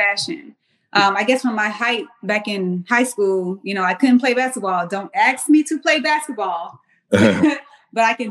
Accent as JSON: {"language": "English", "town": "Mount Pleasant", "region": "South Carolina", "country": "United States", "tie": "born or raised there", "also_born_or_lived": "Washington, D.C.", "moved": "as an adult", "said": "I'm from Charleston, South Carolina"}